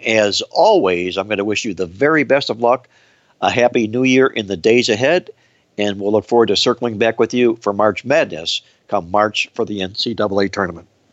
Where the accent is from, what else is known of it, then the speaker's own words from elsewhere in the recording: Cleveland, Ohio, United States; my home state of Ohio and fade my hometown Cleveland Browns